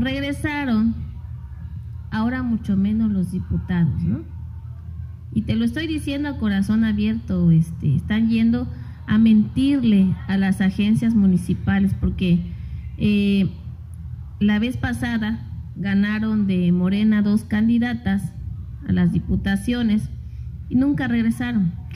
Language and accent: Spanish; Asunción Ixtaltepec, Oaxaca, Mexico; yo estoy desde niña, desde los tres años, estoy en, en mi pueblo